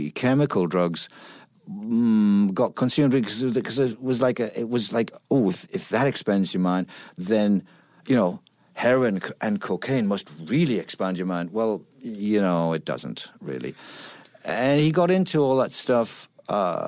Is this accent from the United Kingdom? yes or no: yes; Middlesbrough, North East England, United Kingdom; moved away; I'm from Middlesbrough, which is a town in the northeast.